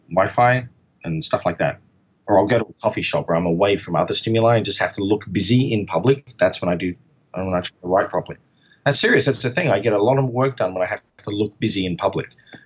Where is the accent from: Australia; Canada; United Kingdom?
Australia; Perth, Western Australia; moved away as an adult; now in Seattle, United States; I'm from Perth, which is kind of like the Alaska of Australia